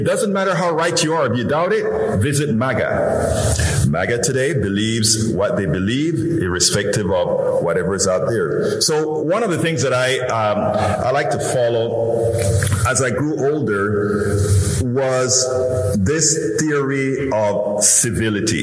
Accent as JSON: {"language": "English", "country": "Panama", "tie": "born or raised there", "moved": "yes", "lives_now": "Houston, United States", "said": "I'm originally from Central America, Panama, you know, that little peninsula, all the way in Central America. And when I grew up, one of the big things about the United States is that all of us, one of our dreams was to come to the United States"}